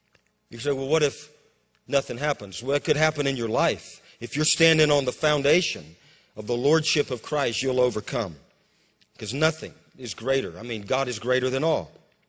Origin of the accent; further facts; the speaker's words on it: Amarillo, Texas, United States; born there; I was born in Amarillo, and though Mineral Wells, Texas, is about 3 or so hours, you know, east of Amarillo.